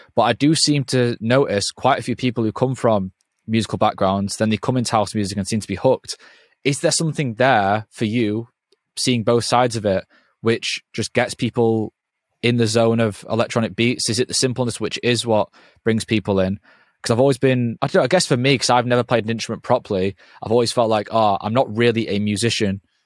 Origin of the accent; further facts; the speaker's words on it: England, United Kingdom; because I'm from England